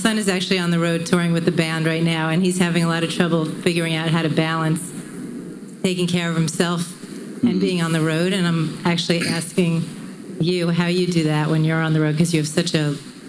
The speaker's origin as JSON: {"language": "English", "area": "Long Island", "region": "New York", "country": "United States", "said": "I'm from Long Island, too."}